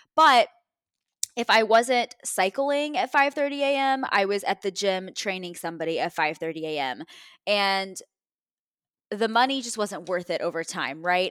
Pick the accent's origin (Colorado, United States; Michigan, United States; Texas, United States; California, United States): Texas, United States; moved away as an adult; now in Ohio, United States; I'm in Ohio, I'm from Texas, I'm in a foreign city still